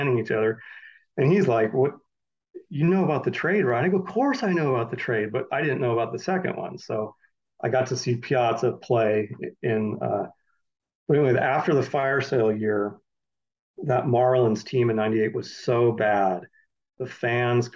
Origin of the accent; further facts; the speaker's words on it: San Francisco Bay Area, California, United States; Growing up in the Bay Area, my family, we went to A's and Giants games.